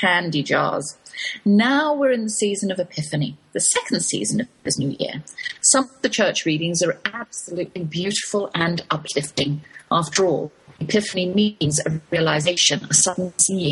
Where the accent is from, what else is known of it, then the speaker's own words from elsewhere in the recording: England, United Kingdom; accent: English; My English accent